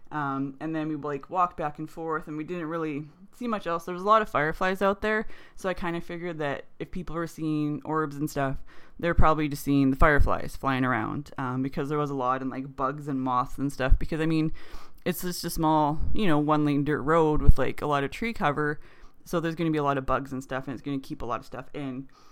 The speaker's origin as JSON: {"language": "English", "country": "Canada", "said": "We're Canadian"}